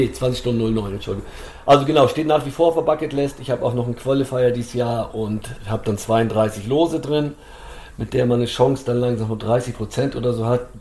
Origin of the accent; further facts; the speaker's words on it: Duisburg, North Rhine-Westphalia, Germany; ich komme aus Duisburg.